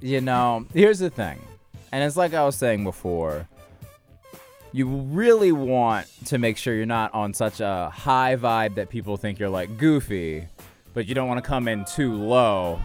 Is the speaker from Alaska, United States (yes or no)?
no; Marietta, Georgia, United States; also born or lived in New York; now in Los Angeles, United States; Marietta, Georgia